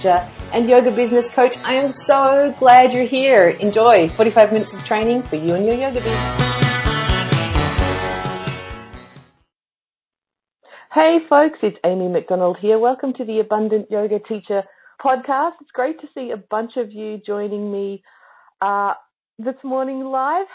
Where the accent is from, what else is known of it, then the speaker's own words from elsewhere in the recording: Australia; I'm Australian.